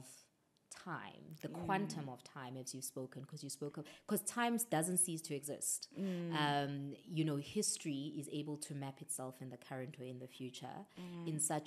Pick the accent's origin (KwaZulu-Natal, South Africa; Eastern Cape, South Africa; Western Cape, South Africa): KwaZulu-Natal, South Africa; Durban; I'm from Durban